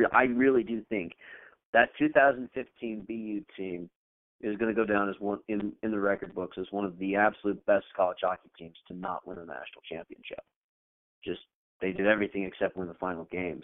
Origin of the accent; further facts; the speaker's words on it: Connecticut, United States; being a Red Sox fan growing up in Connecticut